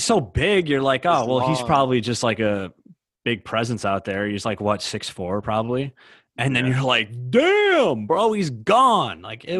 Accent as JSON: {"language": "English", "town": "Utica", "region": "New York", "country": "United States", "said": "I'm from Utica."}